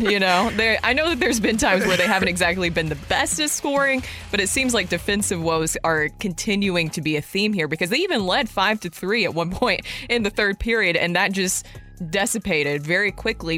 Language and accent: English; Nashville, Tennessee, United States; that's my hometown